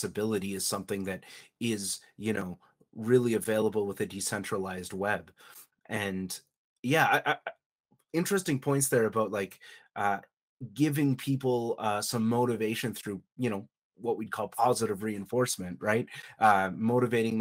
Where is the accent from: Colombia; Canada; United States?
Canada; I'm actually Canadian